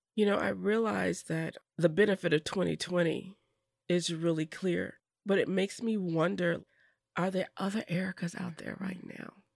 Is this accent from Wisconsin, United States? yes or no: yes; Madison, Wisconsin, United States; I grew up in Madison and went to Lincoln Middle School.